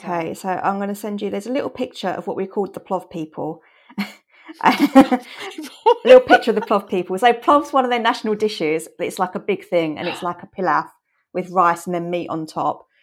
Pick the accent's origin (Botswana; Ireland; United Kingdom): United Kingdom; England; we're from England